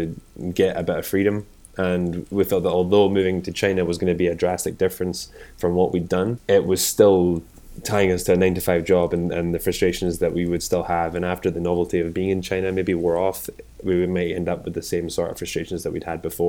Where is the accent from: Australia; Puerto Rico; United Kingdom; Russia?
United Kingdom; Scotland; moved away; also born or lived in North Carolina, United States; I'm from Scotland originally. I came over to North Carolina as well, and I studied at University in North Carolina.